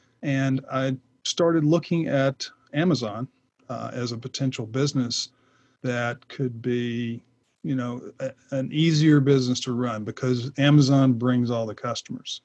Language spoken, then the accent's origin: English; Atlanta, Georgia, United States; also born or lived in Lake Lanier, Georgia; I'm from Atlanta. I live now on Lake Lanier, north of Atlanta